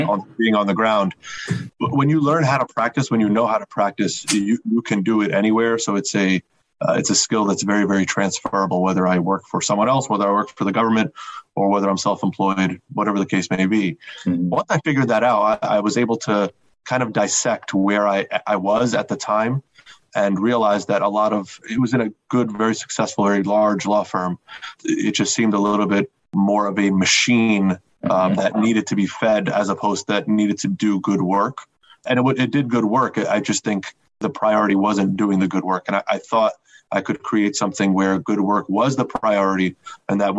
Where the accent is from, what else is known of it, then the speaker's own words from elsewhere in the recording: New Jersey, United States; I grew up in New Jersey